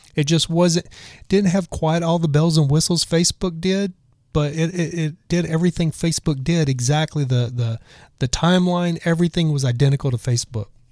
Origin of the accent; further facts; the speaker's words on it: Texas, United States; I'm from Texas